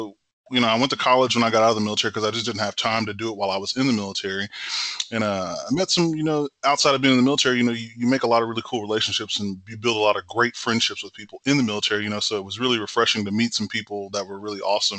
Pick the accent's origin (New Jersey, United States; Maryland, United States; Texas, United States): Texas, United States; Temple; I'm originally from Temple, Texas, born and raised, you know, a Texan thoroughbred through and through